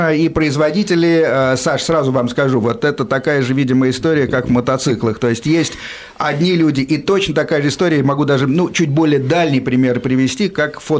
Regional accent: Moscow, Russia; я из Москвы, да, да.

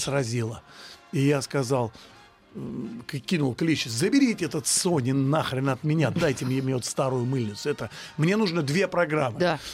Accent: Russia; мы русские люди

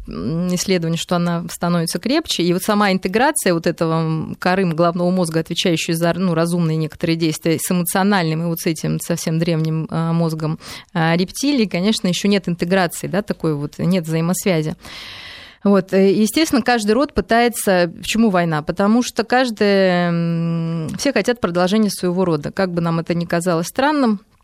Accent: Moscow, Russia; мы даже, ну, москвичи, россияне

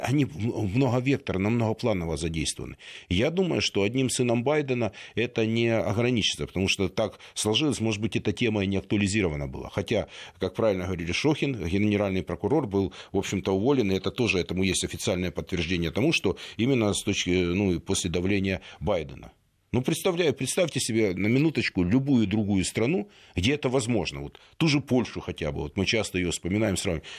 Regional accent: Donetsk, Donetsk Oblast, Ukraine; also born or lived in Kyiv; now in Moscow, Russia; я из Донецка

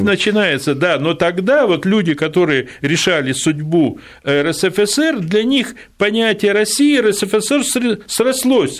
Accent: Odesa, Odesa Oblast, Ukraine; moved away; сам я вырос в Одессе, как дитя привоза

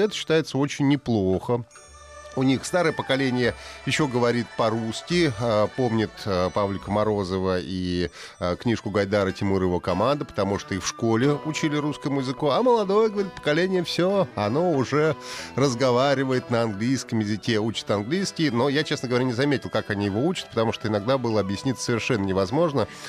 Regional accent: Russia; я из России

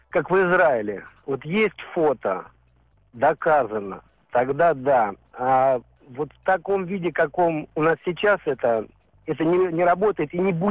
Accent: Moscow, Russia; Мы были наглые москвичи.

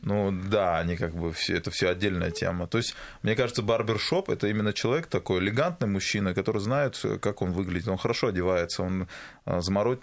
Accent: Makhachkala, Dagestan, Russia; moved away; Я причем хотел открыть в Махачкале, там, где в Дагестане, у себя на родине

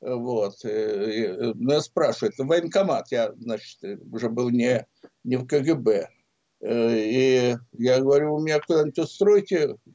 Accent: Samara, Samara Oblast, Russia; Я приехал туда из Самары. Папа там как раз ушел на пенсию Самаре, тогда это был Куйбышев.

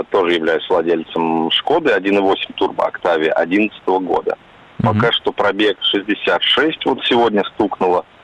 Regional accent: Moscow, Russia; Я сам из Москвы, но вот ездил несколько раз в Петербург.

